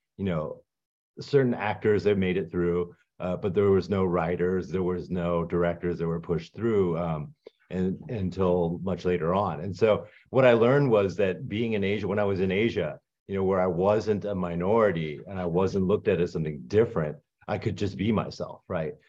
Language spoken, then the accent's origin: English; United States; moved away as an adult; also born or lived in Hong Kong; I'm an American